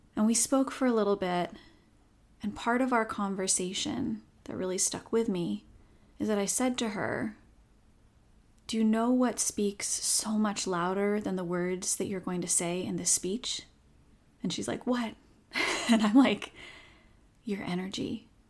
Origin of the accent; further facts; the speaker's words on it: Seattle, Washington, United States; I'm born and raised in Seattle, but have lived elsewhere at different points in my life